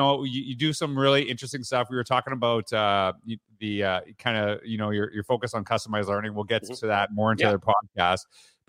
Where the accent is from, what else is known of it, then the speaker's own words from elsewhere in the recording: Canada; I'm from Canada, so I'm a … guy, right?